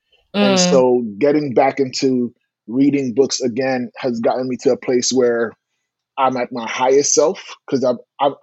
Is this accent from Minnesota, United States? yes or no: no; New York City, New York, United States; Born and raised in Brooklyn